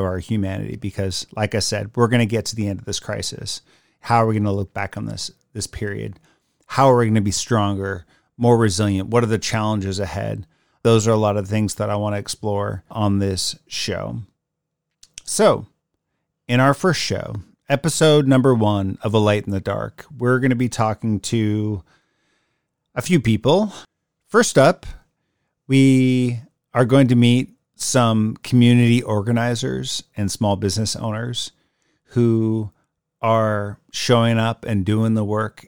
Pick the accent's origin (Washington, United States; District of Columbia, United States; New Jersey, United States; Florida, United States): Washington, United States; Puget Sound area; I was born and raised in the Puget Sound area